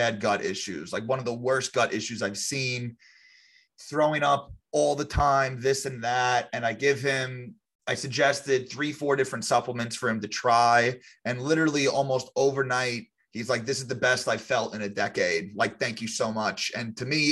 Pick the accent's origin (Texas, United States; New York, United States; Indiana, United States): New York, United States; Long Island; I grew up on Long Island, New York